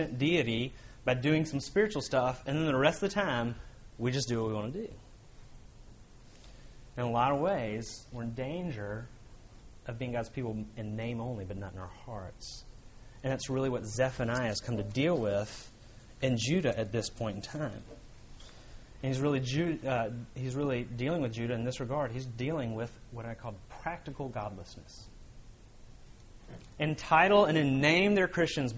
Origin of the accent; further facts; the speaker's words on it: Birmingham, Alabama, United States; moved away; also born or lived in Tennessee; I grew up in Birmingham, Alabama